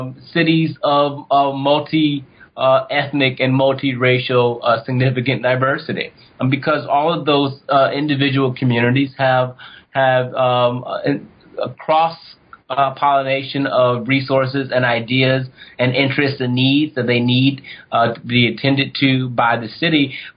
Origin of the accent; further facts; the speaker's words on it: Ohio, United States; One, on full disclosure, I'm from Ohio.